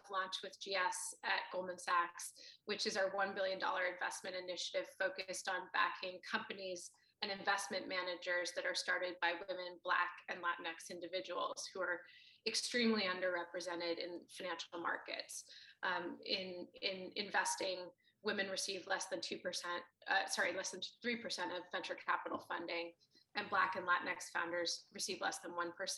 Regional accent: Boston, Massachusetts, United States; I grew up in Boston, Massachusetts

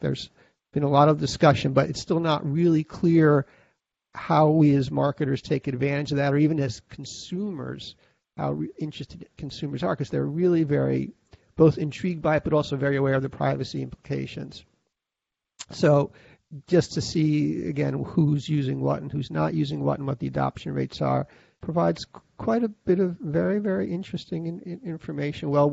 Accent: United States; As an American

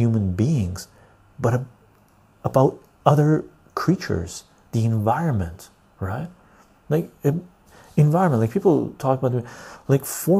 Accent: West Coast Canada, Canada; also born or lived in Iran; I was born in Iran, Armenian ancestry, but I came to Canada when I was like this tall, really young, right? So I'm West Coast Canadian mentality

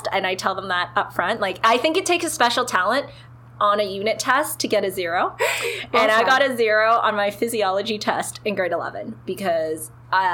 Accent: Toronto, Ontario, Canada; now in Ottawa, Canada; I'm originally from Toronto, grew up there, and then I moved to Ottawa

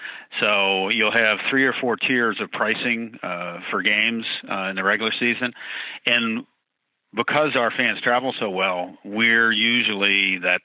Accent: Buffalo, New York, United States; now in Green Bay, United States; I'm a Bills fan, I'm from Buffalo

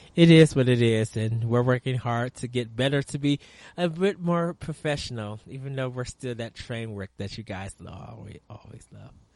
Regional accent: United States; we as American gamers

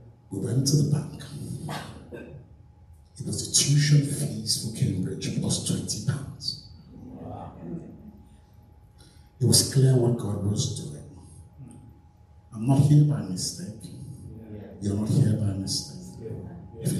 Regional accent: Nigeria; moved away as an adult; now in United Kingdom; I grew up in Nigeria, went to secondary school in Nigeria, went to uni in Nigeria

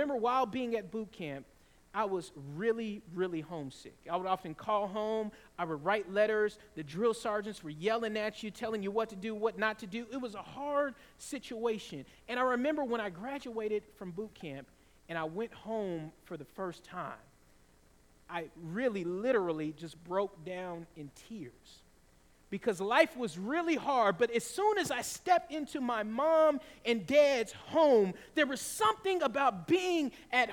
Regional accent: the South, Georgia, United States; And in the South, in Georgia, we often had tornadoes

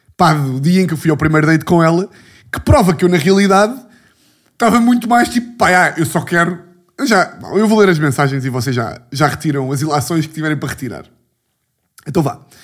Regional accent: Lisbon, Portugal

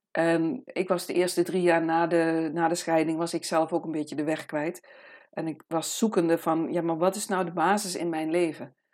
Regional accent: Amsterdam, North Holland, Netherlands; ik kom uit Amsterdam. En ik ben hier nu in de prachtige omgeving in Haarlem, op een eh, volkstuinencomplex.

